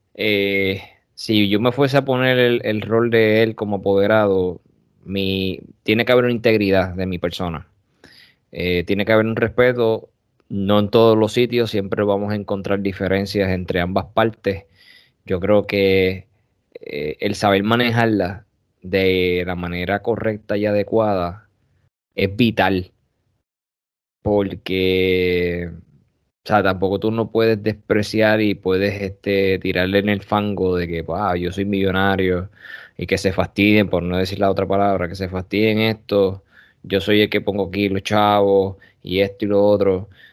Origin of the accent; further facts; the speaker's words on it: Corozal, Puerto Rico; also born or lived in Bayamón, Puerto Rico; soy platanero primero, porque era los plataneros están en mi, en mi sangre y ese es mi pueblo